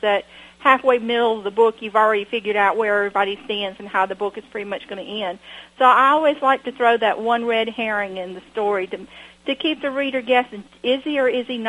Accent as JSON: {"language": "English", "town": "Washington", "region": "Georgia", "country": "United States", "tie": "born or raised there", "said": "I grew up in Washington, Georgia, where we have a beautiful library"}